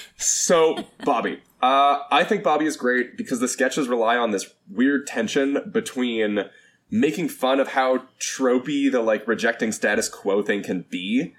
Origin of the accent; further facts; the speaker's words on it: Canada; also born or lived in Vancouver; I am a Canadian rock dork.